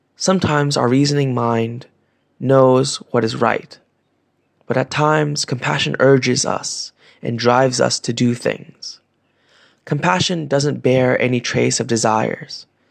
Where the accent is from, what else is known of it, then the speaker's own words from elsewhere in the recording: Vietnam; Growing up in Vietnam